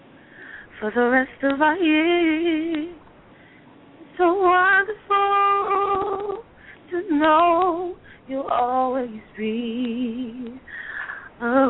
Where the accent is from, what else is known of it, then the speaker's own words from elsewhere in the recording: Irvington, New Jersey, United States; now in Orange, United States; I'm from Irvington, New Jersey, but currently I live in Orange